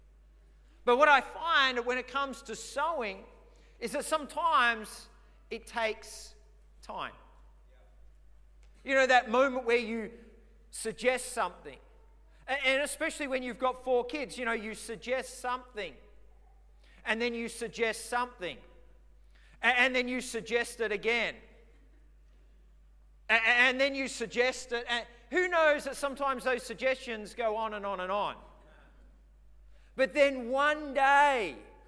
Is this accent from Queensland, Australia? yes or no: no; Victoria, Australia; now in Redcliffe, Australia; I remember as a kid growing up, we grew up in Victoria